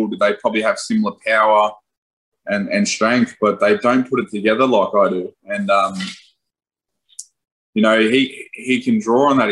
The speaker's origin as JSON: {"language": "English", "country": "Australia"}